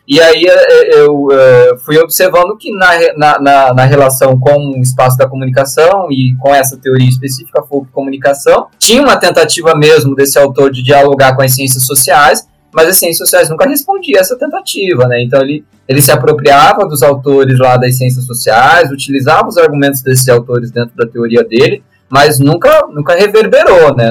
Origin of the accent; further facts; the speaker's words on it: Maringá, Paraná, Brazil; moved away as an adult; also born or lived in Guarapuava; now in Curitiba, Brazil; não nasci em Maringá, mas mudei para Maringá muito, muito no início da adolescência, com 12 anos, e, e fiquei em Maringá até uns 20, 28, 29